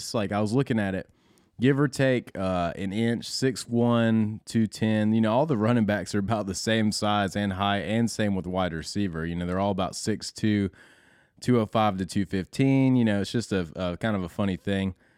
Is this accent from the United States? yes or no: yes; North Georgia, United States; we're both from North Georgia